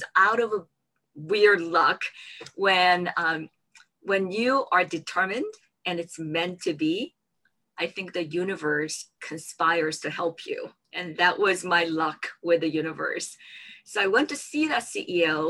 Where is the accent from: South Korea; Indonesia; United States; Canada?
South Korea; moved away; I grew up in South Korea